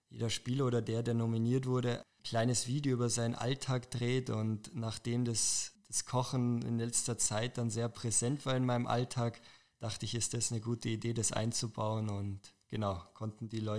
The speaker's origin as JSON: {"language": "German", "town": "Weichs", "region": "Bavaria", "country": "Germany", "tie": "born or raised there", "lives_now": "Munich, Germany", "said": "Also ich komme ursprünglich aus dem Dachauer Hinterland, wurde in Dachau auch geboren, genauer gesagt aus Weixs. Habe da ja, jahrelang gewohnt und jetzt seit zwei Jahren wohne ich mit meiner Freundin zusammen in München in einer Wohnung"}